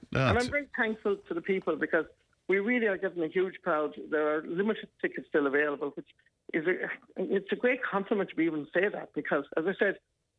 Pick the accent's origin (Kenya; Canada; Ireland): Ireland; we're Irish